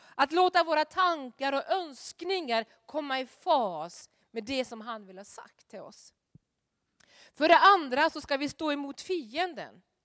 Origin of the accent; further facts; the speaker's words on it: Norway; moved away; hemma i Norge